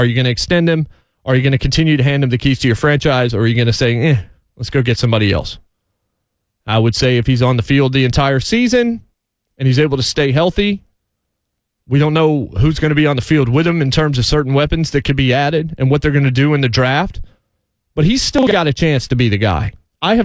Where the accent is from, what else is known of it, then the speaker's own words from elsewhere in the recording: Winston-Salem, North Carolina, United States; also born or lived in Martinsville, Virginia; I wasn't born here. I was born in Martinsville, Virginia, which is about an hour from Winston-Salem, North Carolina, which is where I moved to in 1990 and went to middle school and high school there. I've lived in many different places. Have never lived in Denver